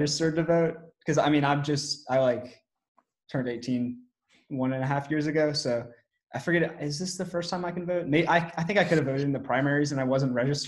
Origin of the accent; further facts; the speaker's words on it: Silver Spring, Maryland, United States; moved away as an adult; now in Memphis, United States; I am from Silver Spring, Maryland